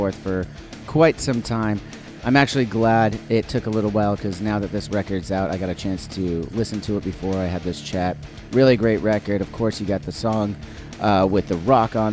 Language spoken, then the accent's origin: English; Orange County, California, United States; I'm from SoCal. I'm from Orange County